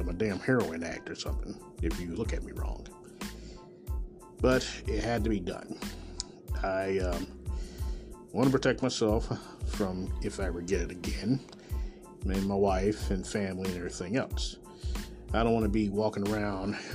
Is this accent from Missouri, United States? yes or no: yes; Kansas City, Missouri, United States; born or raised there